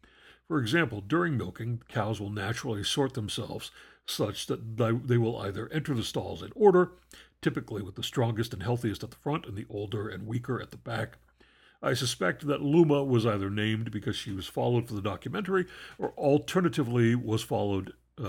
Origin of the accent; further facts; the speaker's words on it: North West England, United Kingdom; I grew up in the Eden Valley in the north of England, quite literally the opposite end of the country from the farm in the film.